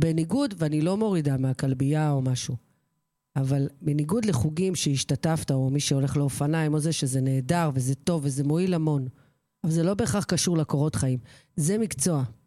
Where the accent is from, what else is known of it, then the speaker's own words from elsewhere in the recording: Kfar Vitkin, Central District, Israel; שבכפר ויתקין היה קונדיטור, אחד הטובים בארץ, בנמי ברטיני שביט, או- או עוגות של בנמי, שהוא היה- עושה עוגות צרפתיות, אה, גורמה. זה היה אצלנו במושב